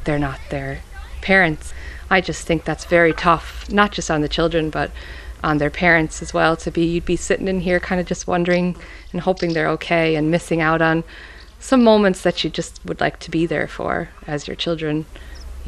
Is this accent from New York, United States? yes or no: yes; Syracuse, New York, United States; moved away as an adult; now in Clare Island, Ireland; I was born in Syracuse, New York, which is the middle part of New York State.